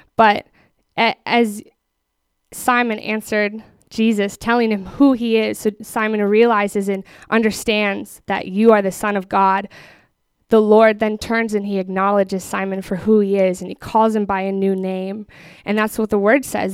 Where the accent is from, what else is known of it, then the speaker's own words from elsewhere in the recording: Minneapolis, Minnesota, United States; moved away as an adult; now in Texas, United States; I grew up in Minneapolis